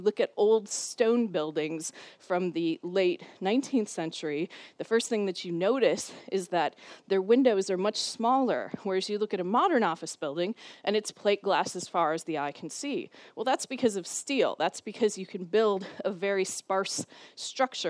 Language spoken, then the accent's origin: English; Minnesota, United States; moved away as an adult; now in Cambridge, United Kingdom; the University of Minnesota, which is my home state and where I did my PhD